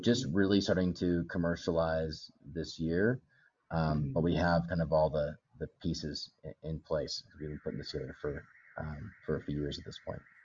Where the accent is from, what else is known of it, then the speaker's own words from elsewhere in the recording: Bend, Oregon, United States; moved away as an adult; also born or lived in Los Angeles; now in Nairobi, Kenya; I grew up in in the states. I didn't grow up in in Kenya. Uh, a little town called Bend, Oregon, kind of up in the mountains